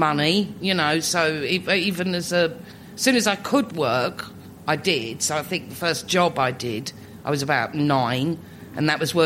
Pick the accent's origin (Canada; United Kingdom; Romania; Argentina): United Kingdom; London; living in Islington, growing up in Islington. I've not moved in. I'm not new Islington. I'm old Islington